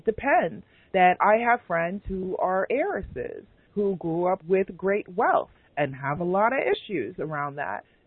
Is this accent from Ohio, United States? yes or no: no; New York City, New York, United States; my elementary school growing up in Queens, New York